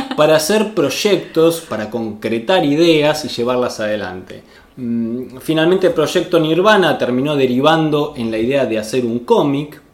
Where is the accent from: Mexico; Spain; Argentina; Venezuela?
Argentina; accent: Argentine; Yo te voy a hablar así en argentino, como hablo yo